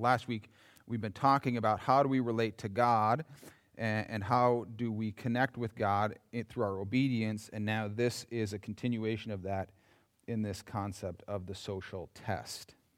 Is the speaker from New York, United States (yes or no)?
no; Yankton, South Dakota, United States; growing up in Yankton